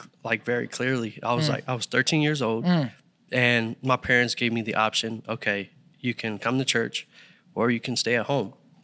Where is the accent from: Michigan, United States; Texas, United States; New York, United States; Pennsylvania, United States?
Pennsylvania, United States; Philadelphia; born and raised in Philadelphia.